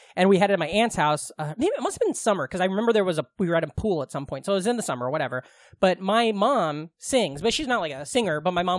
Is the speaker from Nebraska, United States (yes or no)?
yes; outside of Omaha, Nebraska, United States; I grew up right outside of Omaha.